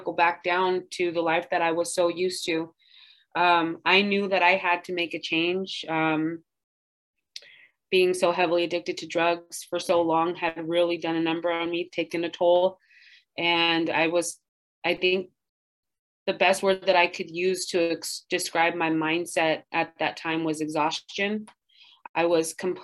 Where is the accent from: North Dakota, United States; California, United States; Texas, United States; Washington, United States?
California, United States; Santa Barbara; I'm from Santa Barbara, my family's here